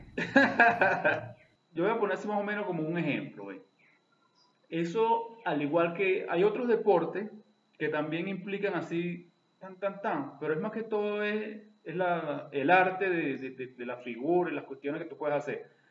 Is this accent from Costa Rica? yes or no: no; eastern Venezuela, Venezuela; Yo soy un mal oriental